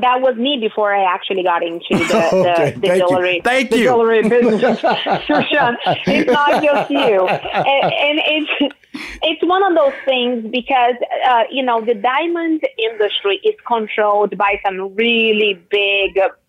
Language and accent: English; Brazil; So I'm from Brazil, right?